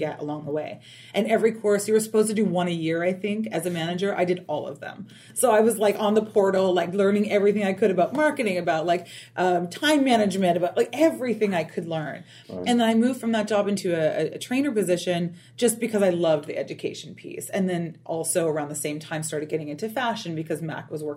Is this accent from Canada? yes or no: yes; Canada; moved away; also born or lived in Toronto; I moved to Toronto. I'm from Canada originally.